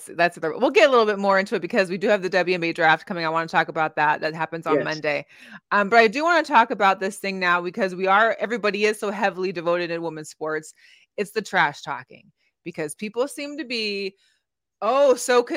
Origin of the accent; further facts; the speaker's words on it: Seattle, Washington, United States; now in Las Vegas, United States; I grew up in Seattle